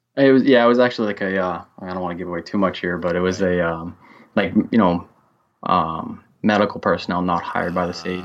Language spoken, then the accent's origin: English; Central Massachusetts, United States; I'm from Central Massachusetts, and I'm a correctional officer for the state